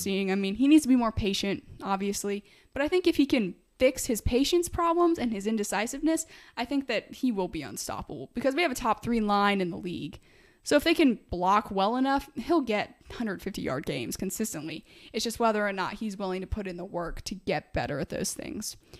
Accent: Midwest, United States; I'm a Midwesterner

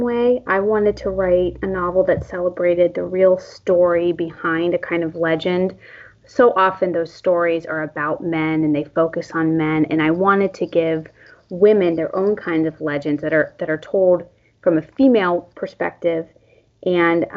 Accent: Western Pennsylvania, United States; I grew up in Western Pennsylvania

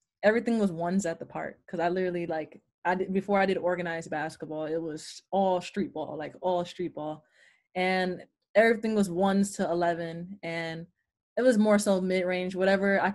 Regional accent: New York City, New York, United States; I'm from Queens, New York. Well, you know, Jamaica, Queens

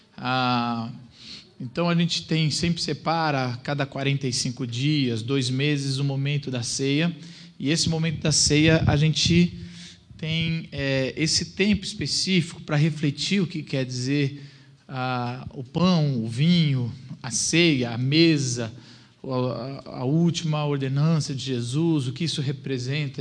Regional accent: São Bernardo do Campo, São Paulo, Brazil; eu nasci em São Bernardo do Campo

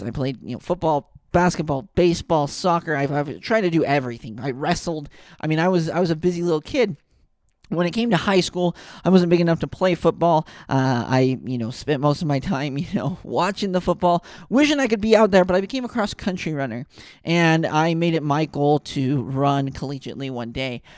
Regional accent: Ogden, Utah, United States; I grew up in Ogden, Utah, next to Weber State.

